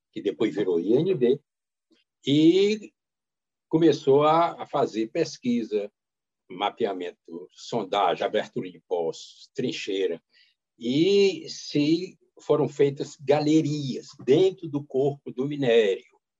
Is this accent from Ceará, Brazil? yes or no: yes; Caatinga, Ceará, Brazil; fui criado na Caatinga